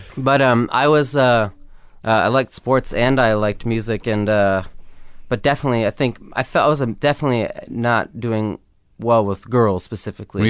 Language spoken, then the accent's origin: English; Los Angeles, California, United States; growing up in L